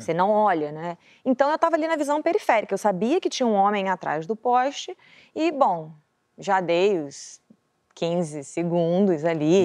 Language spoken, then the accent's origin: Portuguese; Rio de Janeiro, Brazil; eu não saí da Zona Oeste do Rio de Janeiro, porra, cria de, cria de favela, Bangu, Campo Grande